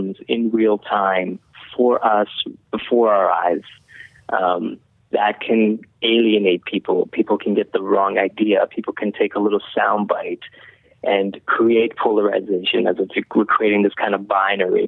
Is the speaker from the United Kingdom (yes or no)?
no; Iran; now in Canada; I came to Canada as a refugee. I was born in Iran